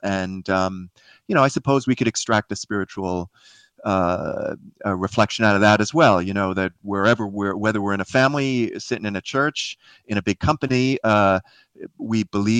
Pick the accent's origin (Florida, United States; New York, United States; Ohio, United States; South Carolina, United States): New York, United States; Queens; The short version of my life is I grew up in Queens near the airports there in New York.